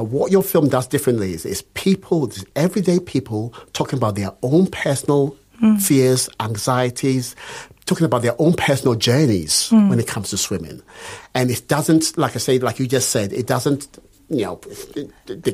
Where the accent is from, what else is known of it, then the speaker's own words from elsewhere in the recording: London, United Kingdom; my mum lives in Tottenham and I grew up in Tottenham.